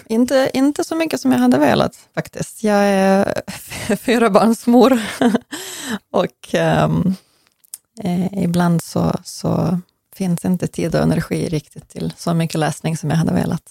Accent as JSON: {"language": "Swedish", "region": "Western Ukraine", "country": "Ukraine", "second_language": "Swedish", "moved": "yes", "lives_now": "Sweden", "said": "från västra Ukraina, från samma län där jag kommer ifrån"}